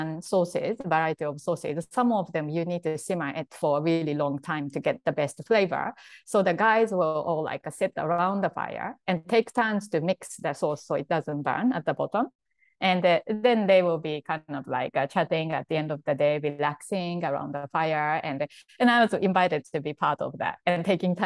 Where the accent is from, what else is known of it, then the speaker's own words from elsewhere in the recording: Japan; English is a second language; moved away as an adult; I grew up like in Japan, and then until like I was 20 or so, I really, you know, didn't know anything much but to Japan, and I didn't speak English